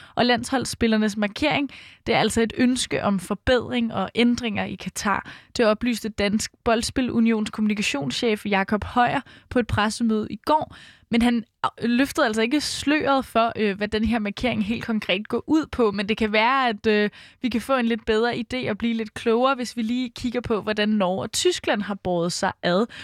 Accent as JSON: {"language": "Danish", "town": "Brøndby", "region": "Capital Region of Denmark", "country": "Denmark", "tie": "born or raised there", "said": "jeg er født og opvokset i Brøndby"}